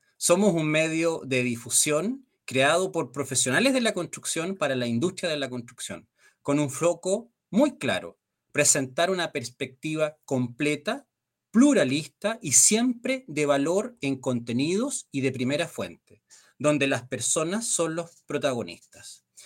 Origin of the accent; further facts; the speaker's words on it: Chile; nosotros como chilenos